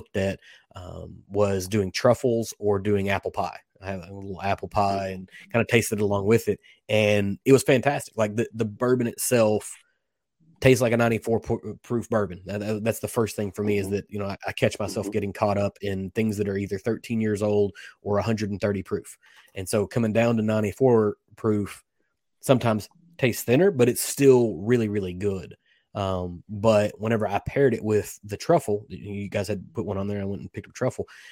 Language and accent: English; Kentucky, United States; I was born and raised in Kentucky.